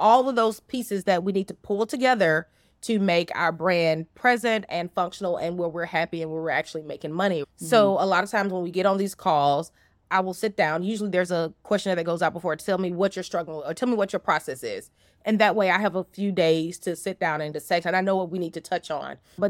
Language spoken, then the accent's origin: English; the South, United States; or I say y'all because I'm from the South.